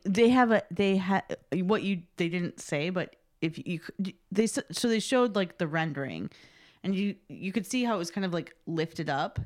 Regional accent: Chicago, Illinois, United States; I grew up in the South Side, like the South Suburbs of Chicago

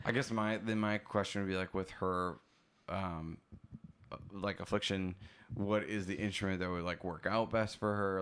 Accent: Oshkosh, Wisconsin, United States; I'm from Wisconsin

